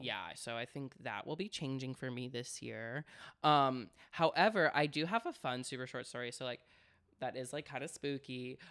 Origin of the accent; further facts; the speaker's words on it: Florida, United States; I grew up in Florida